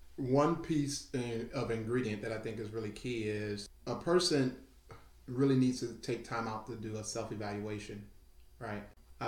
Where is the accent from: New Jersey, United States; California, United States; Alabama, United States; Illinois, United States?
Alabama, United States; Huntsville; I'm from Huntsville. I'm from this. I played flag football. I played flag football this last season for the City League of Huntsville over at Stoner Field.